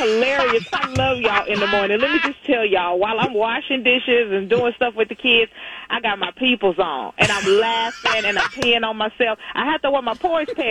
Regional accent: Texas, United States; I'm a cowgirl from Texas

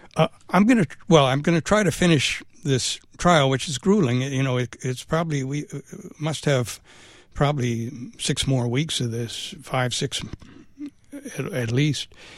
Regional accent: Bethesda, Maryland, United States; moved away as an adult; also born or lived in New York; I grew up in Bethesda, uh, but I, I left, uh, after high school and I, I spent most of my career in New York.

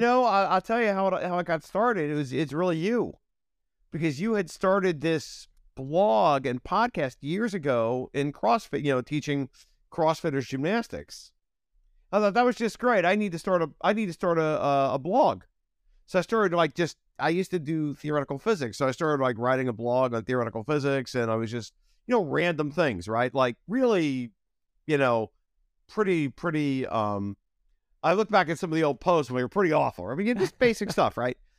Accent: Ohio, United States; moved away as an adult; also born or lived in Chicago / San Francisco; I grew up in Ohio

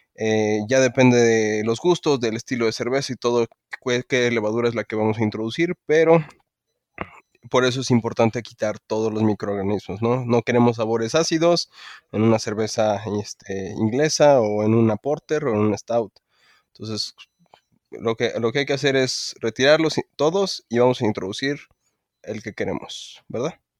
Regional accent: Mexico; soy muy mexicano

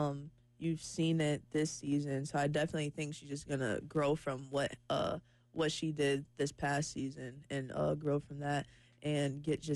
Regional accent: Detroit, Michigan, United States; moved away as an adult; also born or lived in Atlanta, Georgia; now in Columbia, United States; since I am from the Detroit area

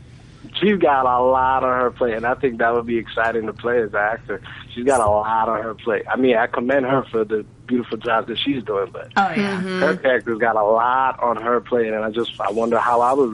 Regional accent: New York City, New York, United States; I'm personally from Brooklyn.

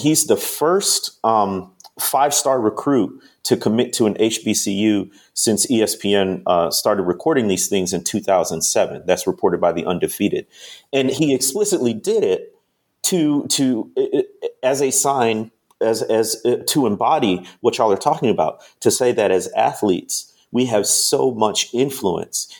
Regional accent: Chicago, Illinois, United States; moved away; also born or lived in Mississippi; I grew up in the Chicagoland area

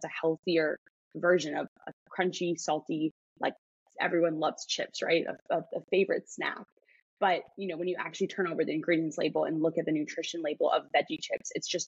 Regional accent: Chicago, Illinois, United States; moved away; I'm from Chicago

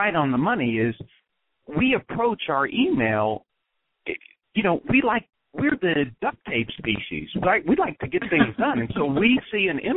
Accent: Texas, United States; moved away as an adult; also born or lived in West Point, New York; I was born and raised in Texas

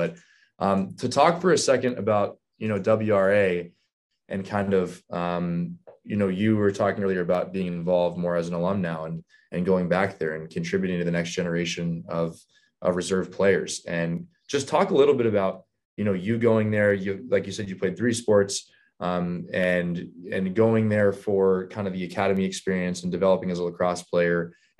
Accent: Kent, Ohio, United States; I grew up in Kent, Ohio, went to Kent Roosevelt High School.

